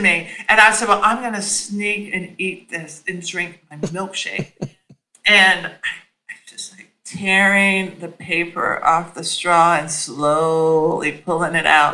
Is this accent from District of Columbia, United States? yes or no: no; Nashville, Tennessee, United States; also born or lived in New York; now in Washington, D.C., United States; my formative years, which were in Nashville, Tennessee.